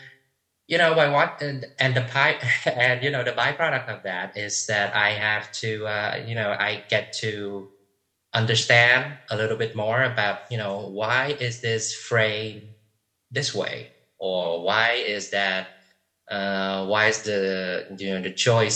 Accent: Vietnam; first language Vietnamese; English is a second language; also born or lived in Houston, Texas

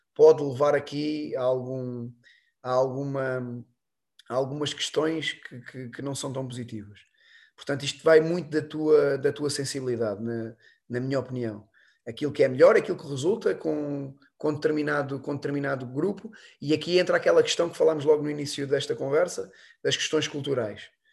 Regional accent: Alentejo, Portugal; E lá no Alentejo, eu sou alentejano

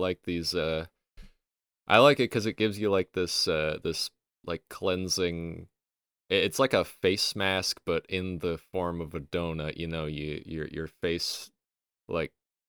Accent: Milwaukee, Wisconsin, United States; Milwaukee, Wisconsin.

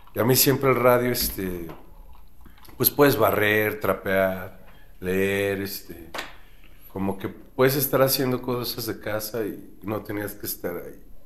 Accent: Mexico City, Mexico; yo nací en la Ciudad de México

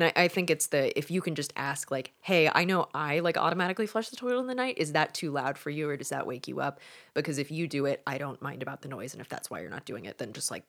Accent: Oklahoma, United States; anything that would scare the average Southern parents as we're from Oklahoma.

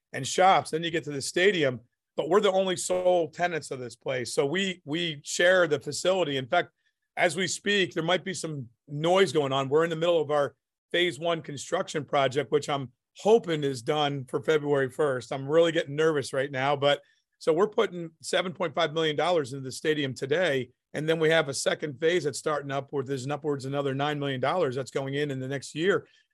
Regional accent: New Jersey, United States; moved away as an adult; I'm from New Jersey. I think we talk a little faster and we talk a little bit more

